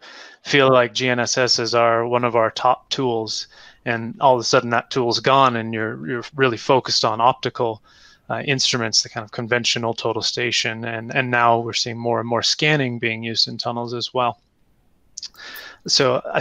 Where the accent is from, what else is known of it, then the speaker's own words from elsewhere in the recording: Canada; moved away; I'm originally from Canada